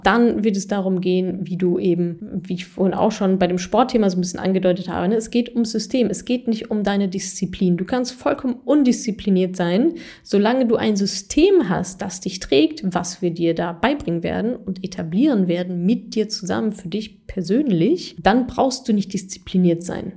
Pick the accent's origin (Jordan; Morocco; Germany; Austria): Germany; Ruhr area, North Rhine-Westphalia; ich habe auch ganz viele aus meiner Heimat hier in NRW, Ruhrpott